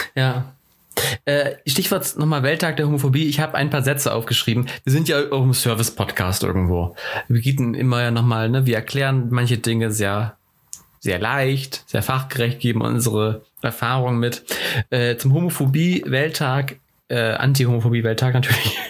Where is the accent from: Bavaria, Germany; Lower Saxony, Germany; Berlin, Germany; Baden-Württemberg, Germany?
Lower Saxony, Germany; Cuxhaven; moved away; ich komme ja aus, ursprünglich aus Cuxhaven, ist auch eine Kleinstadt